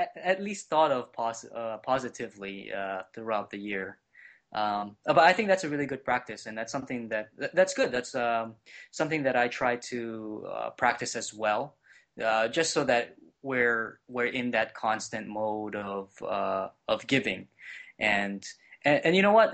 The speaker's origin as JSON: {"language": "English", "region": "Hawaii", "country": "United States", "moved": "yes", "lives_now": "Cleveland, United States", "said": "I am originally from Hawaii"}